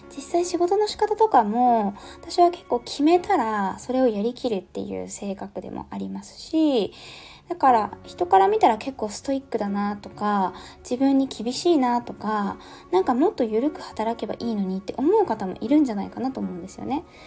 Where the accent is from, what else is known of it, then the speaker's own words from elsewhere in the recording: Yamagata, Japan; moved away; もともと山形県のこう本当に田舎の方出身なんですよね。